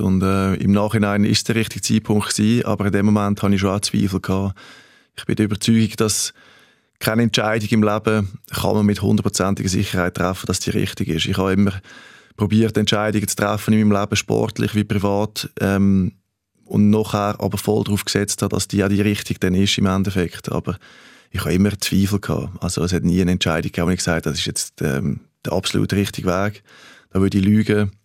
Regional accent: Switzerland; moved away as an adult; also born or lived in Germany / Denmark; ich bin Schweizer. Ich bin bescheiden aufgewachsen

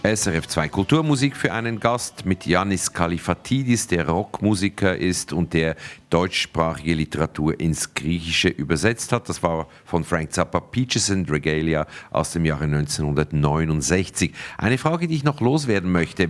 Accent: Zug, Switzerland; ich bin in Zug aufgewachsen.

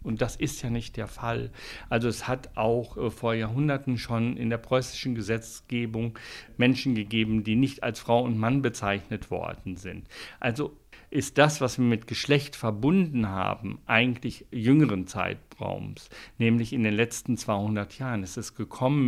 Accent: Switzerland; bei uns in der Schweiz

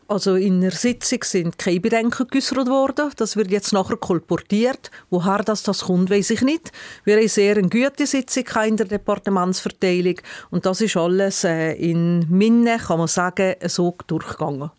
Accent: Brig-Glis, Valais, Switzerland; in Briglis, meiner Heimatgemeinde

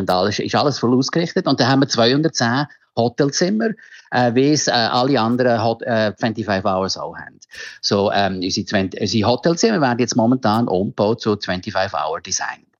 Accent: Switzerland; moved away as an adult; now in Jakarta, Indonesia; als Schweizer

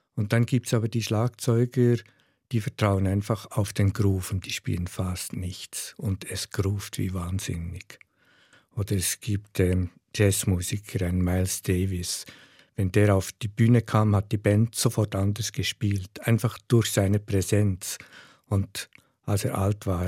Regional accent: Switzerland; accent: Swiss German dialect; first language Swiss German

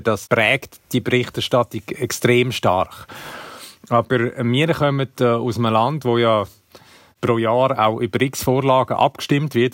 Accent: Switzerland; bei uns in der Schweiz

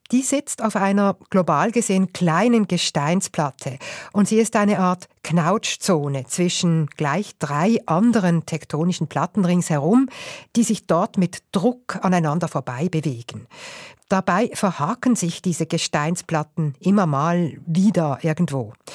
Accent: Switzerland; bei uns in der Schweiz

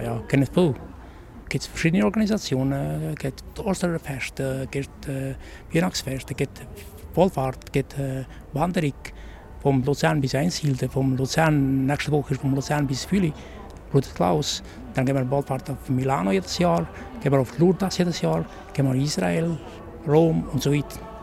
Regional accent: Kosovo; born or raised there; German is a second language; moved away as an adult; now in Switzerland

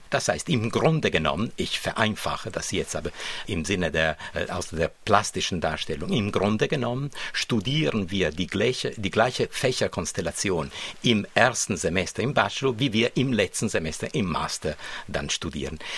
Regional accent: Switzerland; interessanterweise sind das zwei Aspekte, auf die wir auch als Schweizer sehr stolz sind.

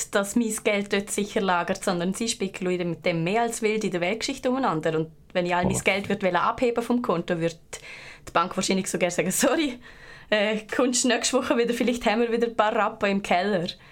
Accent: Liechtenstein; Als Liechtensteinerin

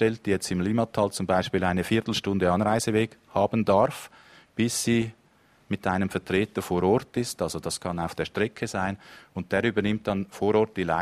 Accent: Zurich, Switzerland; now in Baden, Switzerland; Also ich wohne in der Gegend. Das ist meine Heimat jetzt. Obwohl ich aus dem Zürich Biet komme, aber wir leben jetzt hier mit unserer Familie.

